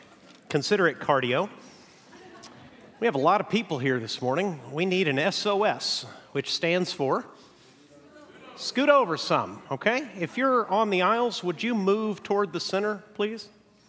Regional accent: Mexico; now in United States; We're going to do something that I've really missed since moving back to the United States. I grew up in Mexico, and one of the hallmarks of Mexican churches all across the nation is they read the Bible together.

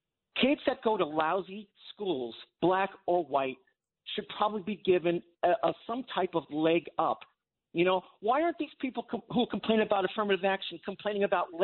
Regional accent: Long Island, New York, United States; where I grew up on Long Island

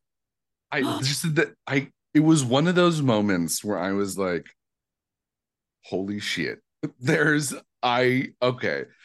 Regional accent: Midwest, United States; now in Los Angeles, United States; I'm so nice and Midwestern

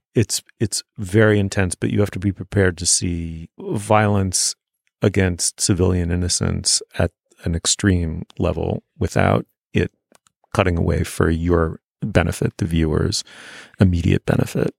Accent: New York City, New York, United States; I was growing up in New York City, I was growing up in a starchy, waspy, in its own weird way, provincial corner of it

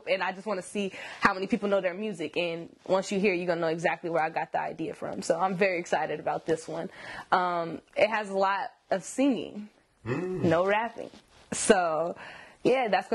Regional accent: Sacramento, California, United States; I'm from Sacramento

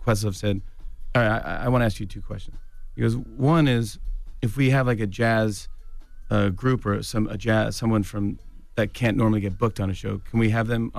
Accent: New York, United States; I'm a New Yorker, man, all the way.

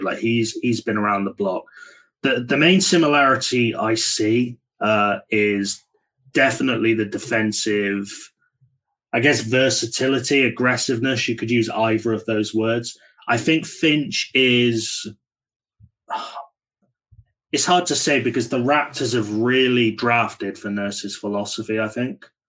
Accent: United Kingdom; as a Brit

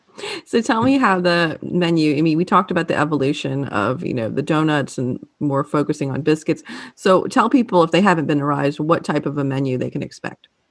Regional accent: New Orleans, Louisiana, United States; now in North Carolina, United States; growing up in New Orleans

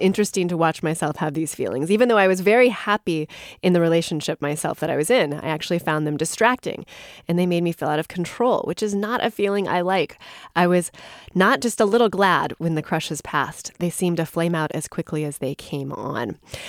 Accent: United States; Being half French, but growing up in America, I find that there is so much shame, judgment, and taboo around romance and sexuality coming from our Puritan roots

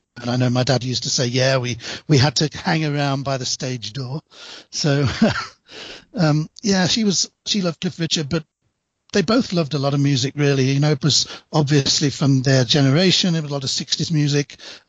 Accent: East Midlands, United Kingdom; now in Birmingham, United Kingdom; As I say, I'm from England. I live in the city of Birmingham, although I grew up in a mining town close to the city of Nottingham, so a little bit of a sort of small town upbringing.

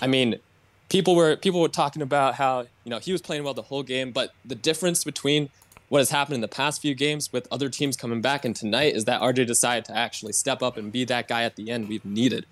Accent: New York City, New York, United States; moved away as an adult; now in Atlanta, United States; I'm actually from Brooklyn, New York

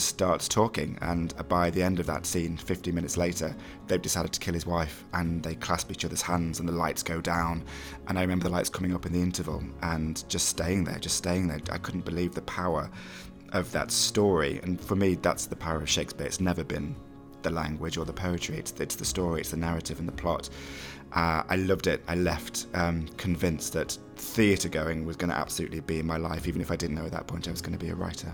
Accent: Mansfield, East Midlands, United Kingdom; I'm from Mansfield

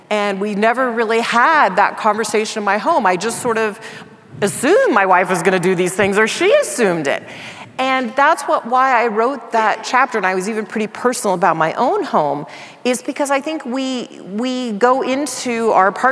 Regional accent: Dallas, Texas, United States; I grew up in Dallas, Texas

